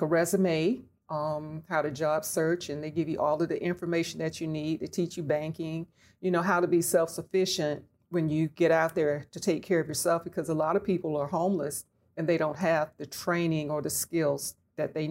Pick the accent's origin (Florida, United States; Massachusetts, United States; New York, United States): Florida, United States; Orlando; I am a original Floridian because I was born and raised right here in Orlando, Florida